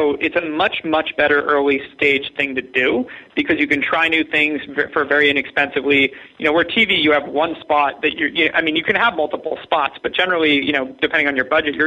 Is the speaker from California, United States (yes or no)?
yes; Ojai, California, United States; I grew up in Ojai, California, where there are red-tailed hawks everywhere.